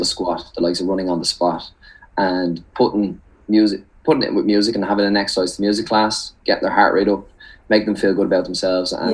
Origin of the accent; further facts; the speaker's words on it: Dublin, Leinster, Ireland; I'm from Dublin